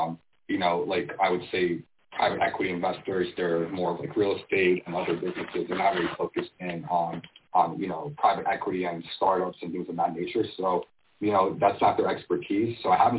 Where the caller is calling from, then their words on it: Miami, Florida, United States; So I'm actually based down in Miami, Florida.